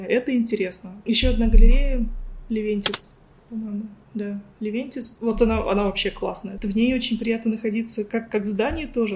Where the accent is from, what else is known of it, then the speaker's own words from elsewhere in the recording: Ulyanovsk Oblast, Russia; moved away as an adult; also born or lived in Moscow; now in Cyprus; я из Ульяновской области